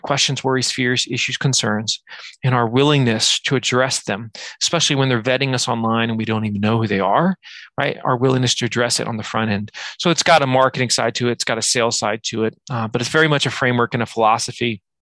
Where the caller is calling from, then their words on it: Virginia, United States; From Virginia, the edge of the United States, I guess.